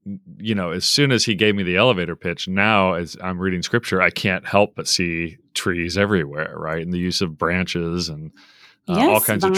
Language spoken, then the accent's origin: English; Tulsa, Oklahoma, United States; I'm from Tulsa, so I know Broken Arrow and Broken Bow and Nowata.